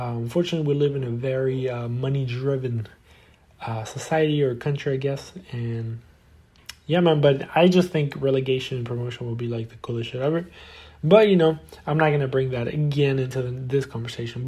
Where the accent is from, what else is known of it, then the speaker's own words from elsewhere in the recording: Argentina; my country, obviously, I'm from Argentina and I support Boca Juniors